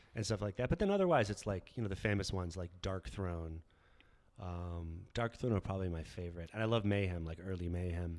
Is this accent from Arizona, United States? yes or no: yes; Tucson, Arizona, United States; I grew up in Tucson